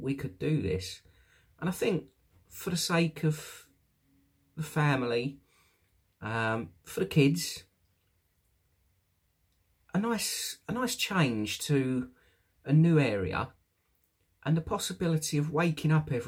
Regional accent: United Kingdom; also born or lived in London / Essex; now in East Midlands, United Kingdom; I'm from the South myself, London, Essex, that area.

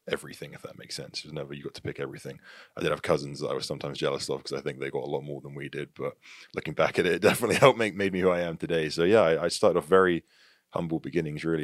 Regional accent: Tavistock, South West England, United Kingdom; moved away as an adult; also born or lived in Plymouth; now in United States; I was born in a, a, a city called Plymouth in the U K. And I grew up mainly in Tavistock, the town of Tavistock, which is about twenty minutes north of Plymouth

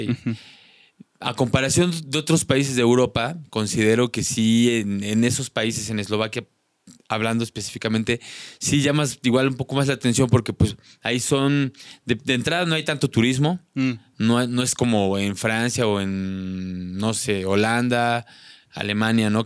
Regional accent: Mexico; moved away; also born or lived in Slovakia

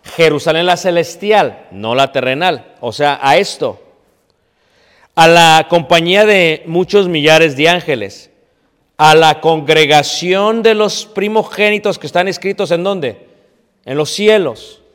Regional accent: Mexico; now in Elgin, United States; Yo soy mexicano.

